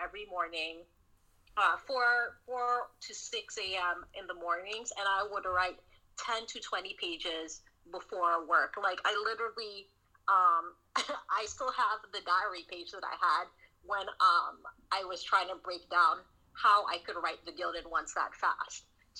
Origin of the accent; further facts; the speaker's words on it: the South, United States; Because, you know, I grew up in the South.